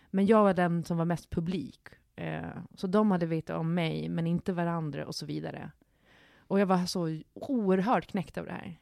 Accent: Gotland, Sweden; moved away; När jag är hemma på Gotland

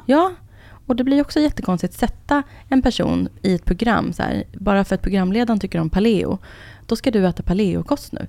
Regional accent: Enhörna, Stockholm County, Sweden; Jag är uppvuxen i Enhörna, som ligger utanför Södertälje

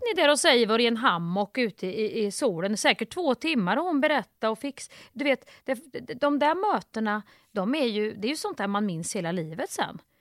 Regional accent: Kristinehamn, Värmland, Sweden; moved away; när jag växte upp i Kristinehamn

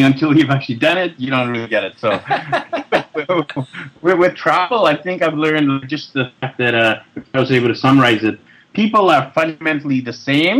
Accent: Vancouver, British Columbia, Canada; moved away as an adult; also born or lived in Europe / Japan / Australia; I'm born and raised in Vancouver, Canada, so the opposite side of the continent from you over there in New York. So I was born and raised in Vancouver, but I mean, my background is Indian, so both my parents are from India.

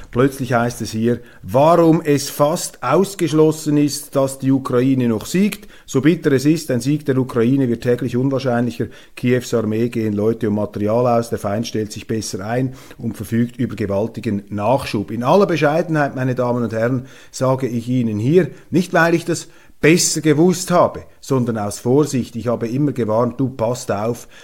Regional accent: Switzerland; als Schweizer

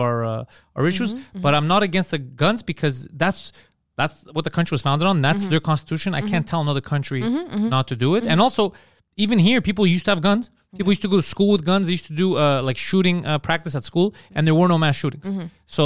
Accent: Canada; I'm Canadian

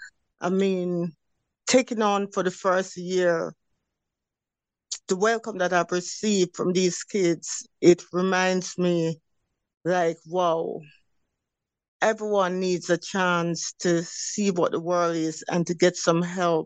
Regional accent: Jamaica; But growing up in Jamaica, it gives you a consistency in saying, okay, I want to do this, I want to do that.

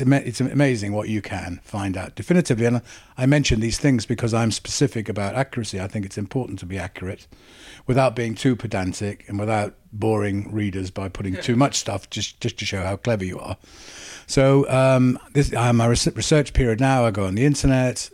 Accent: Wales, United Kingdom; accent: Welsh; moved away; also born or lived in England; I'm Welsh

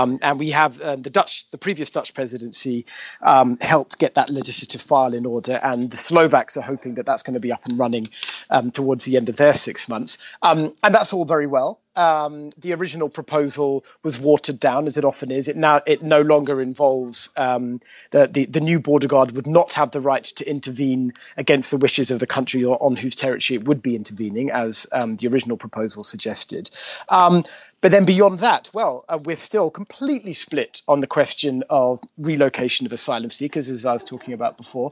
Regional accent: United Kingdom; now in Brussels, Belgium; as a Brit

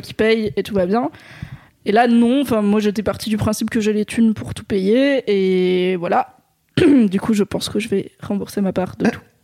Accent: Drôme, Auvergne-Rhône-Alpes, France; dans la Drôme là où j'ai grandi

